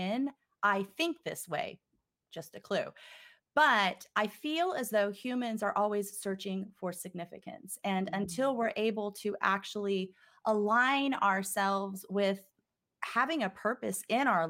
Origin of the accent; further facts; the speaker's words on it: Texas, United States; now in Los Angeles, United States; I'm a Texas girl, but I'm calling in from California.